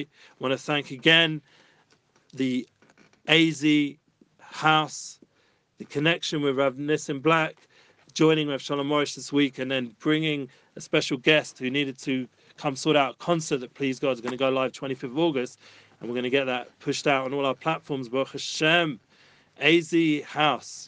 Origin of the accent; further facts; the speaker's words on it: London, United Kingdom; moved away as an adult; now in Jerusalem, Israel; I grew up in London.